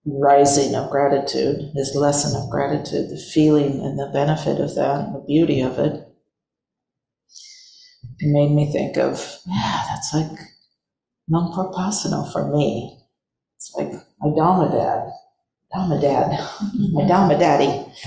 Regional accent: England, United Kingdom; moved away; I left my home country of England for India, roaming around and gathering life experience in Europe and Asia.

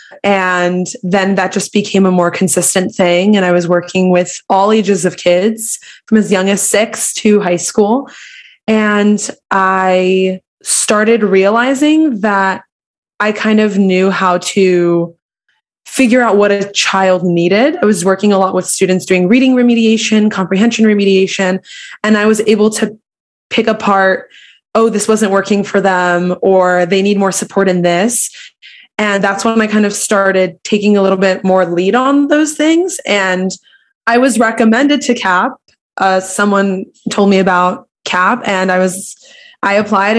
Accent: Philadelphia, Pennsylvania, United States; growing up, I'm from Philly

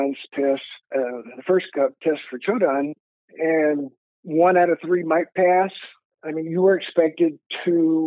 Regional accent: Texas, United States; I'm from Texas.

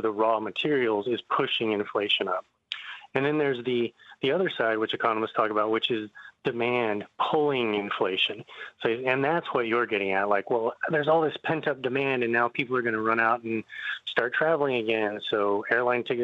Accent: Texas, United States; now in Northeast, United States; I grew up in Texas in a small town

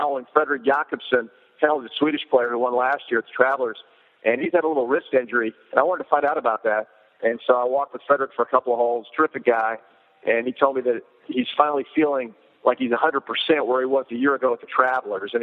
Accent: South Florida, United States; I grew up in South Florida

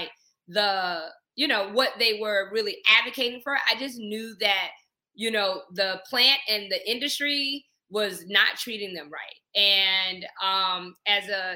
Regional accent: Johnsonville, South Carolina, United States; I'm from Johnsonville, South Carolina. I tell everybody I get an opportunity where I'm from. But it's a town, I grew up on a dirt road

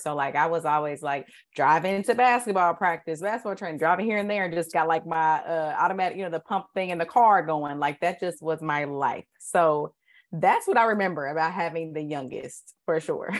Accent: Indianapolis, Indiana, United States; I went to Warren

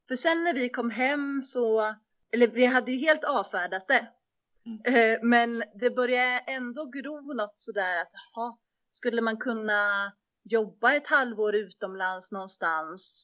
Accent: Västervik, Kalmar County, Sweden; moved away as an adult; also born or lived in Uppsala; jag är också född och uppvuxen i Västervik, och sen så flyttar jag till Uppsala för att plugga

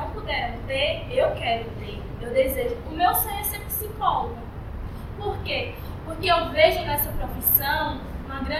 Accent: Bahia, Brazil; accent: Bahian; now in São Paulo, Brazil; Se eu falar com o meu sotaque, piorou. É da Bahia

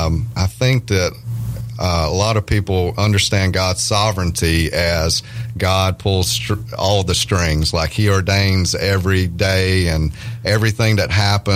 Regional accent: Louisiana, United States; accent: redneck hillbilly; also born or lived in Nashville; I'm from a small town in Louisiana, as you may can hear in my accent.

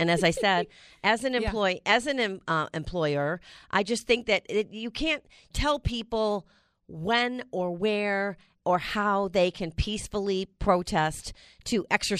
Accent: United States; It's the one thing that, as an American, it's the most valuable thing that we have

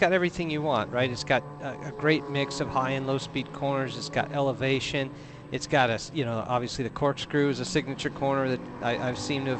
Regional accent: Southern California, United States; I grew up in Southern California

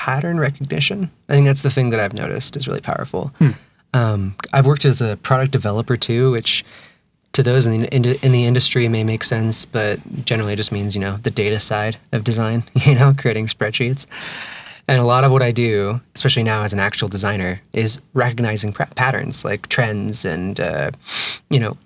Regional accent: California, United States; moved away as an adult; now in Salt Lake City, United States; I'm from California originally. I've lived here about almost 4 years.

